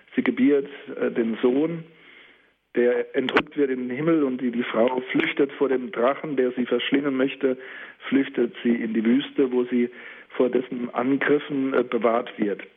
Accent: the Palatinate and the Saarpfalz, Rhineland-Palatinate, Germany; hier in meiner Heimat, in der Pfalz und der Saarpfalz

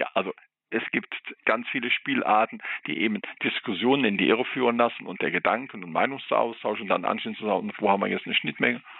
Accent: Rhineland, Germany; das hat nochmal eine Dimension eingebracht, die ich eben auch meinte, vor allen Dingen noch als Rheinländer.

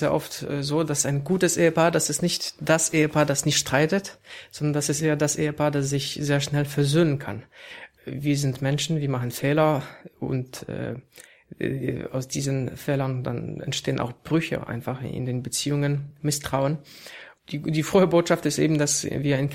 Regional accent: Poland; now in Germany; das ist auch kein Zufall, dass ich als Pole äh, hier in Deutschland arbeite, weil wir eben so eine Mischung auch wollen.

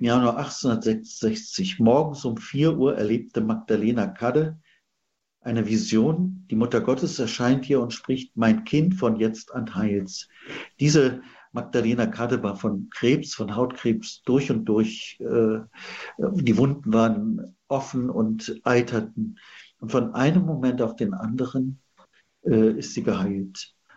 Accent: Central Germany, Germany; Ich bin ja geboren in Mitteldeutschland

